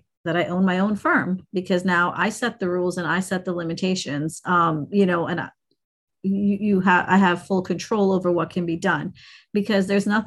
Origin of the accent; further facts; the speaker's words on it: India; I'm an Indian, right? I'm from South Asia.